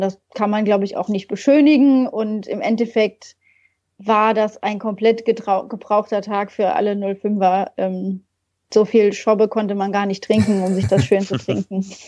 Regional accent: region near Koblenz, Rhineland-Palatinate, Germany; moved away as an adult; also born or lived in Mainz; ich komme ursprünglich aus der Region bei Koblenz

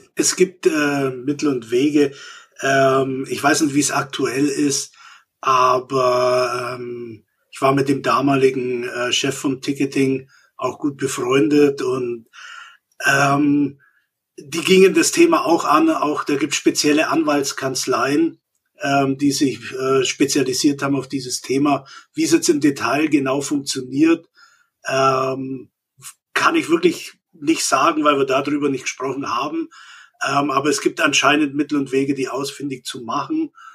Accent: Augsburg, Bavaria, Germany; als Augsburger mit einer Stuttgarter Frau

